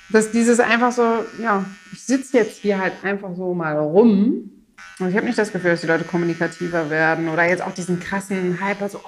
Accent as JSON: {"language": "German", "region": "Rhineland", "country": "Germany", "said": "ich komme ja auch aus dem Rheinland."}